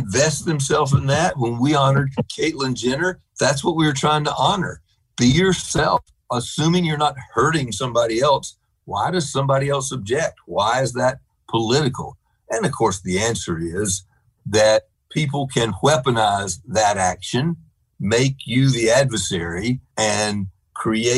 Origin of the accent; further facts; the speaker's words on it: North Carolina, United States; I grew up in North Carolina